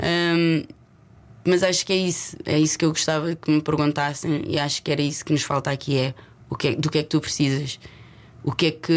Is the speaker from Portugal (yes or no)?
yes; Lisbon, Portugal; accent: Lisboeta; moved away as an adult; also born or lived in Leicester; eu nasci e cresci em Lisboa e o meu sotaque é lisboeta